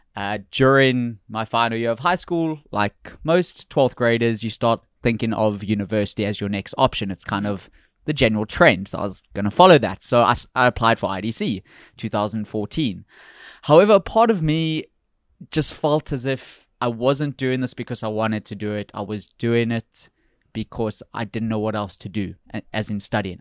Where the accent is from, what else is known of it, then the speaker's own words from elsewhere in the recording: South Africa; moved away as an adult; also born or lived in Florida / New York / New Orleans; I'm from South Africa originally